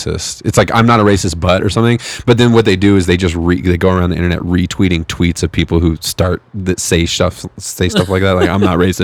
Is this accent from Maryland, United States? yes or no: no; California, United States; now in Colorado, United States; I'm originally from California